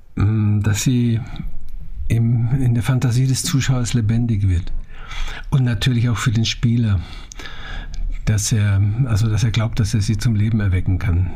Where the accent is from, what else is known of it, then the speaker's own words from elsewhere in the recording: Germany; also born or lived in Naila, Bavaria; ich bin ein, hundertprozentiger Vogtländer. Und zwar meine Mutter kommt aus dem sächsischen Vogtland